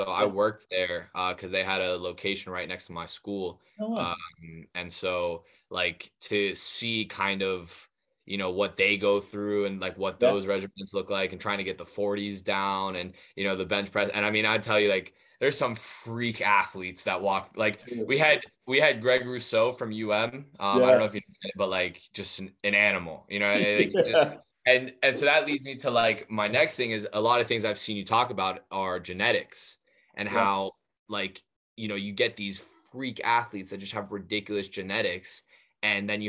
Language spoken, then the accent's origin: English; United States; growing up, like, you know, as an American